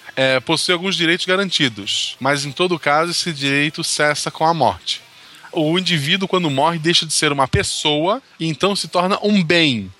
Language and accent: Portuguese; Florianópolis, Santa Catarina, Brazil; also born or lived in São José, Santa Catarina; eu sou de Florianópolis, né, é Do lado, eu vivi em São José por vários motivos aleatórios